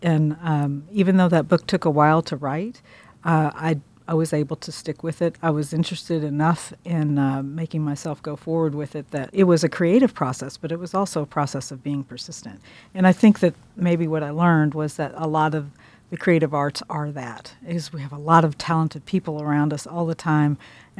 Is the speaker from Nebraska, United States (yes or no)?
no; Pittsburgh, Kansas, United States; I'm from Pittsburgh, Kansas. I came to Columbia for the journalism school in 1980.